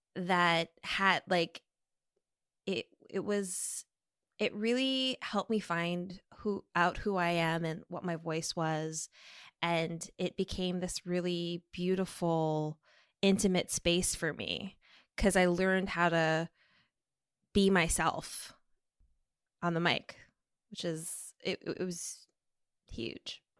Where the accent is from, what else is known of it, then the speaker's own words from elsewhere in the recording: Minnesota, United States; moved away as an adult; also born or lived in California; I grew up in Minnesota with refugee parents from Laos